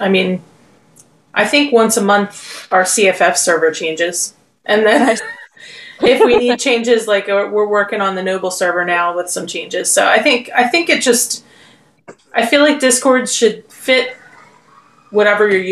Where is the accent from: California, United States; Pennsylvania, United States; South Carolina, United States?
Pennsylvania, United States; Philadelphia; We're from Philly.